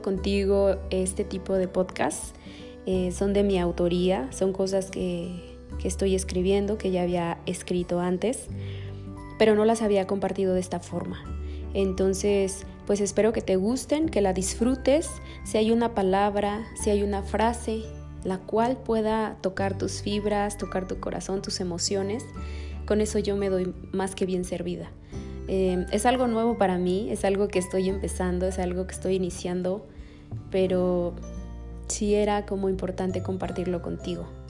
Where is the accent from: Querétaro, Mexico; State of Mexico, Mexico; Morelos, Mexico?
State of Mexico, Mexico; now in Silao, Mexico; soy del Estado de México y actualmente vivo en el Estado de Guanajuato, en el municipio de Silao